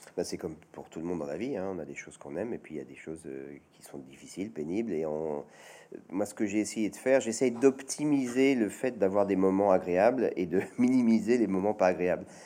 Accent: Chambéry, Auvergne-Rhône-Alpes, France; à Chambéry, dans ma ville natale

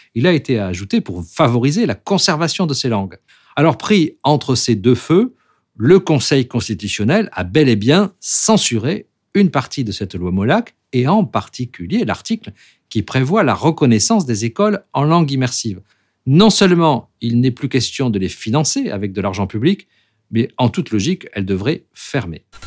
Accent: Toulouse, Occitania, France; chez moi à Toulouse

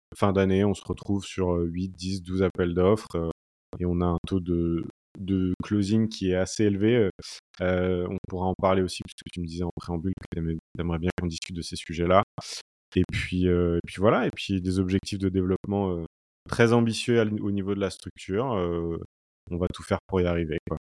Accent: Brittany, France; moved away as an adult; also born or lived in Paris; je suis originaire de, de Bretagne et ma compagne aussi

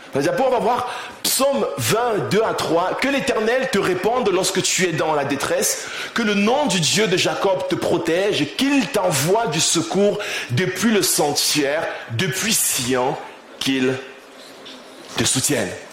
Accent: Cameroon; also born or lived in Rouen, France; now in Paris, France; je, suis né au Cameroun, j'ai grandi au Cameroun

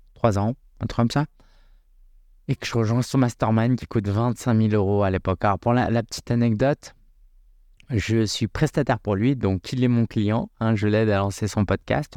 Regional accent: France; moi je suis né en France, hein, j'ai grandi en France

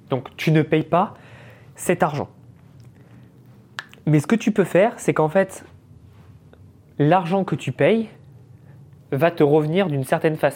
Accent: France; Et il me fait J'aime bien ton accent, tu viens d'où Et là je lui dis bah, Je viens de France, etc.

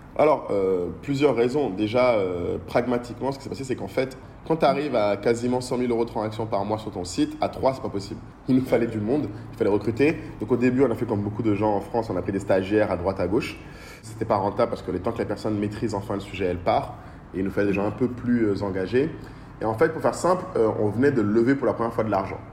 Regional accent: Bamako, Mali; moved away as an adult; also born or lived in Paris / Lille / Abidjan; J'ai grandi à Bamako euh, depuis que je suis tout petit jusqu'à mon lycée, jusqu'à mon bac.

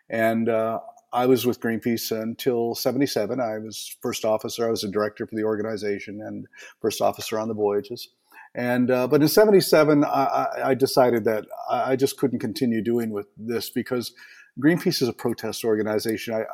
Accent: Eastern Canada, Canada; I was raised in Eastern Canada, and I spent the summer swimming with a family of uh, beavers

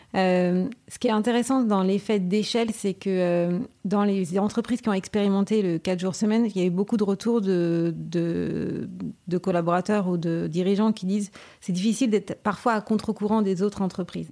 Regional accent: Saint-Malo, Brittany, France; moved away as an adult; also born or lived in Amsterdam, Netherlands / Brussels, Belgium; je suis malouine, hein, donc je suis née à Saint-Malo.

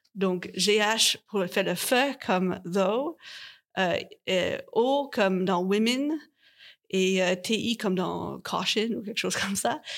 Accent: Canada; je viens du Canada

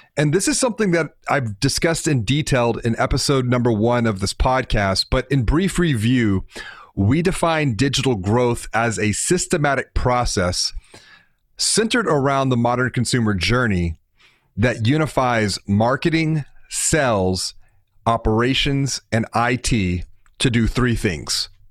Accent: Houston, Texas, United States; I'm from Houston

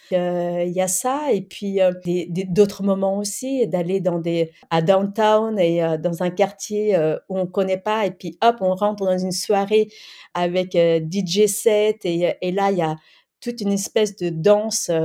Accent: France; French is a second language; also born or lived in Cambodia / Thailand; je suis arrivée à l'âge de 7 ans en France et euh, avant cela donc je, je suis née au Cambodge et j'ai vécu dans les camps de réfugiés en Thaïlande

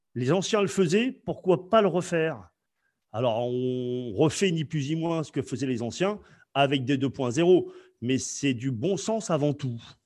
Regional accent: France; je, viens euh, du 15e arrondissement

